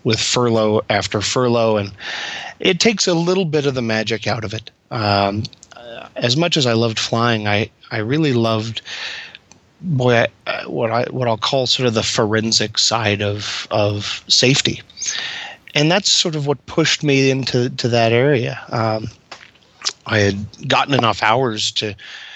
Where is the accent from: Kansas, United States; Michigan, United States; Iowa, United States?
Kansas, United States; I grew up in Kansas